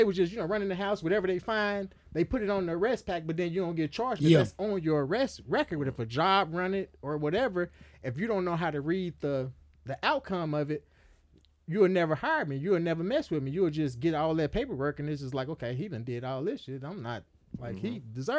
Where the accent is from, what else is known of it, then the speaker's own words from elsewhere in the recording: Chicago, Illinois, United States; Now, I had a long list of charges because when I came from Chicago, you know, we sold drugs on the street.